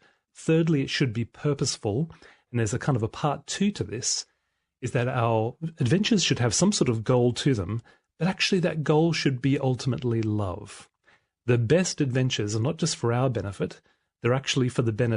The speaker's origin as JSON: {"language": "English", "country": "Australia", "said": "I'm an Australian-made male"}